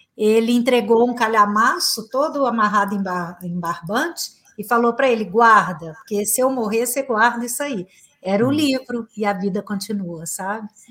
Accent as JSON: {"language": "Portuguese", "town": "Uberaba", "region": "Minas Gerais", "country": "Brazil", "tie": "born or raised there", "also_born_or_lived": "São Paulo / Los Angeles", "said": "eu nasci em Uberaba e atualmente estou morando aqui também"}